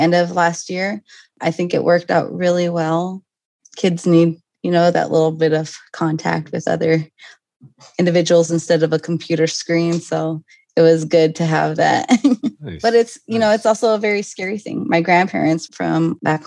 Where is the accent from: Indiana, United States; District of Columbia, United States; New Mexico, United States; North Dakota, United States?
North Dakota, United States; Belcourt; now in Minneapolis, United States; I am from Turtle Mountain Band of Ojibwa out of Belcourt, North Dakota